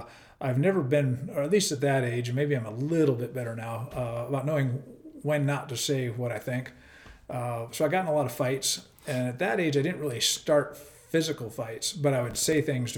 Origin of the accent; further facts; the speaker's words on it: Sacramento, California, United States; moved away as an adult; now in Coeur d'Alene, United States; I grew up in Sacramento, California